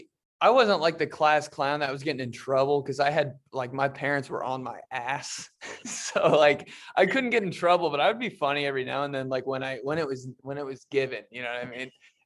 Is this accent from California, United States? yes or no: no; Indianapolis, Indiana, United States; also born or lived in Michigan; I was born in Michigan, a little city outside Detroit. I moved to Indianapolis when I was 4.